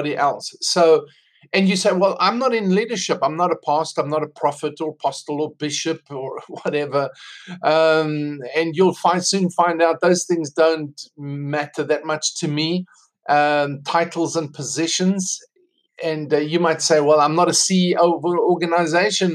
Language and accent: English; South Africa; accent: South African; moved away as an adult; now in United States; I'm South African. That's why I have this accent. I don't have American accent. Came to America 2 years ago